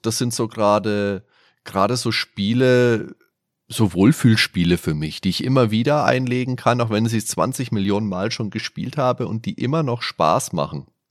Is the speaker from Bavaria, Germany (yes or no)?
yes; near the district of Schweinfurt, Bavaria, Germany; Ich wohne zwei Kilometer vom Schweinfurter Landkreis entfernt